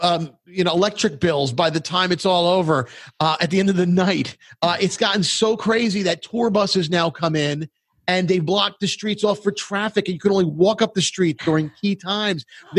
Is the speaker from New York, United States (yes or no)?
yes; New York City, New York, United States; I grew up in Brooklyn